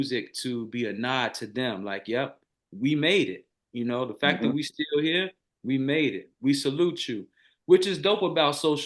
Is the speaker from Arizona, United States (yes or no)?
no; Chicago, Illinois, United States; moved away as an adult; being a Chicagoan who, man, since what, 2013, I haven't lived at the crib